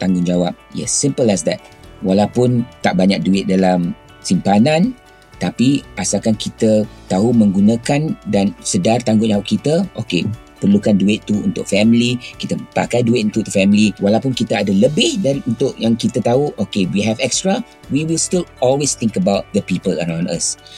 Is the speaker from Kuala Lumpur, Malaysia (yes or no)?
yes; Kuala Lumpur, Malaysia; now in Singapore; Saya asal Kuala Lumpur, anak jati, dibesarkan di Kuala Lumpur, sekolah pun di Kuala Lumpur.